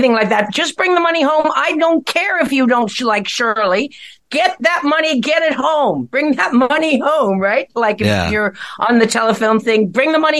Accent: Ireland; as an Irish person

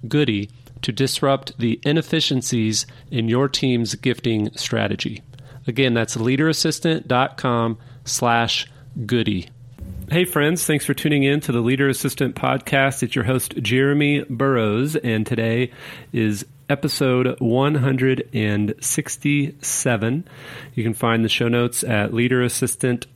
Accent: Kansas City, Missouri, United States; growing up in Kansas City, Missouri

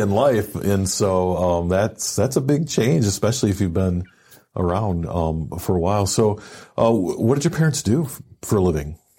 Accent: Michigan, United States; I'm, you know, from Michigan myself

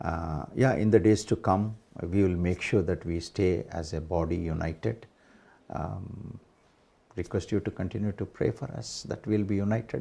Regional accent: India; what the Lord is teaching us as Indian Christians.

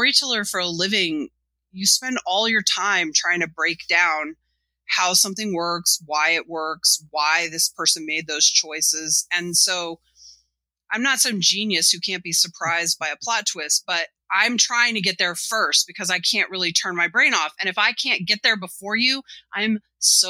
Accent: United States; I'm an American kid and an American comics kid

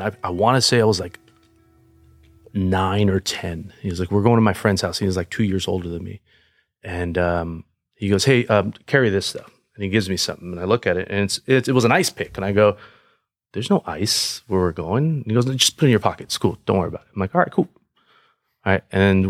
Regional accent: Paramount, California, United States; I grew up in a very high crime area, right next to Compton, the city named Paramount.

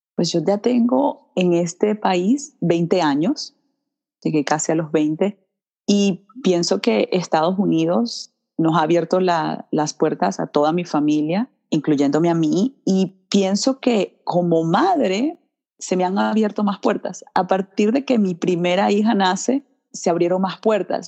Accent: Vargas, La Guaira, Venezuela; also born or lived in Milwaukee, Wisconsin / Washington; now in Florida, United States; Nací en Milwaukee, Wisconsin, y mis papás estaban estudiando acá en este país. Y ya luego, cuando cambió la economía en Venezuela, se regresan a Venezuela, su país natal, y allí me crían, en Venezuela

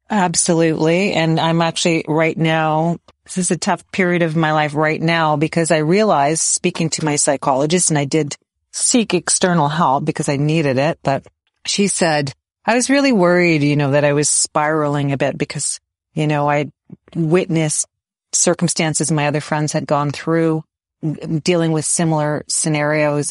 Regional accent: Waterloo, Ontario, Canada; I grew up in Waterloo, which is landlocked

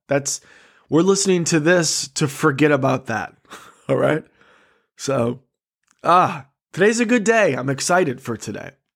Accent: Michigan, United States; I am a comic from Michigan.

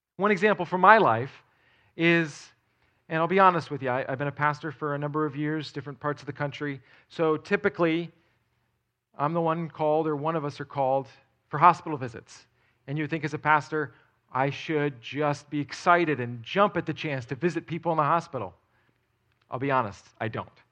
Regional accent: outside of New York City, United States; moved away; I grew up outside of New York City

